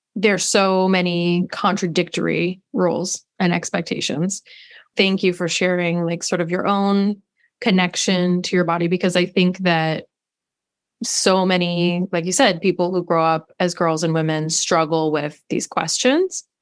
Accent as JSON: {"language": "English", "town": "Los Angeles", "region": "California", "country": "United States", "tie": "born or raised there", "said": "I was raised in Los Angeles by a mother"}